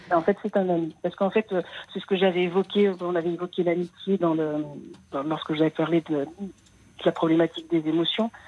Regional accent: Paris, Île-de-France, France; moved away as an adult; Je suis née à Paris, j'avais jamais quitté Paris de ma vie.

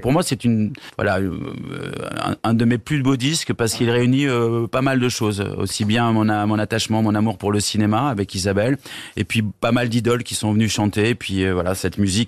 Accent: Rennes, Brittany, France; moved away; also born or lived in Bordeaux; Et quand on s'est construit en tant qu'adolescent euh, dans cette région, puisque je suis parti de Bordeaux et j'ai et j'ai vécu 12 euh, ans, 12 ans à Rennes

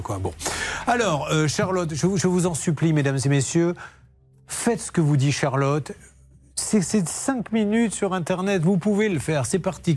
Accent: Bordeaux, Nouvelle-Aquitaine, France; quand on est bordelais

